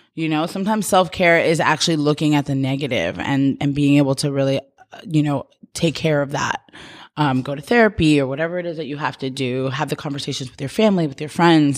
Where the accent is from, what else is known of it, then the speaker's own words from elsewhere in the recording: New York, United States; moved away as an adult; now in Los Angeles, United States; I'm from New York and, like, such a tight community